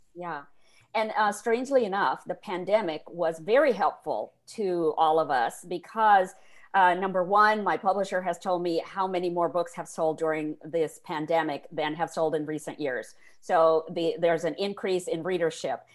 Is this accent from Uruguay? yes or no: no; India; moved away; I grew up in India in the fifties and sixties